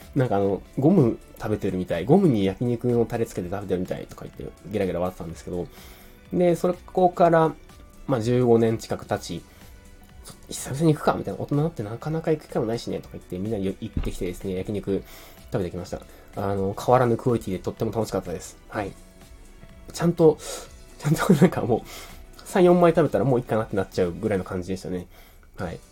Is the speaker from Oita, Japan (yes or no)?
yes; Beppu, Oita, Japan; moved away; also born or lived in Fukuoka; 幼稚園から中学校まで別府市で、えー、育ちました。実は生まれは福岡なんですけど、生まれてすぐ、ね、別府に引っ越しております。